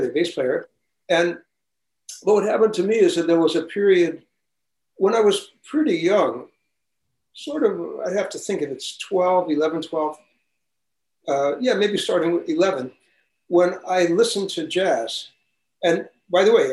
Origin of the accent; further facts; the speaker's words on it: New York City, New York, United States; also born or lived in Manhattan; I was born in Manhattan, but I grew up in Brooklyn.